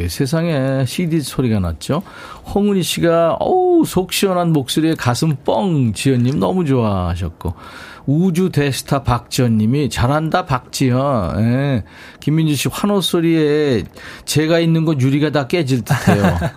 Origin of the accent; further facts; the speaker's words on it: Mokpo, South Jeolla, South Korea; moved away as an adult; 목포에서 어렸을 때부터 계속 살았습니다.